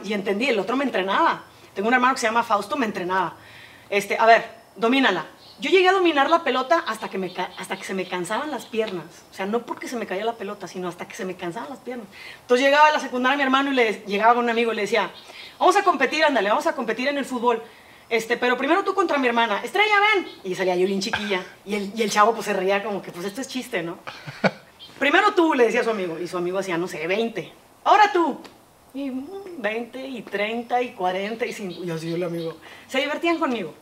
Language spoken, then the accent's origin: Spanish; Monterrey, Nuevo León, Mexico; nací aquí en Monterrey.